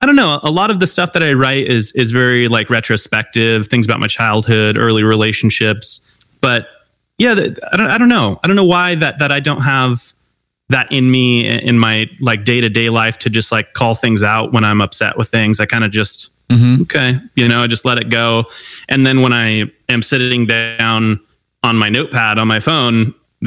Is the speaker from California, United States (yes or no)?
yes; Long Beach, California, United States; I grew up in Long Beach, California.